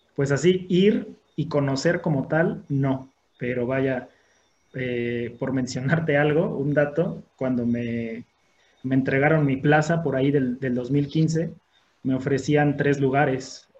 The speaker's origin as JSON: {"language": "Spanish", "town": "Orizaba", "region": "Veracruz", "country": "Mexico", "tie": "born or raised there", "said": "aquí en, la ciudad de, en la ciudad de Orizaba"}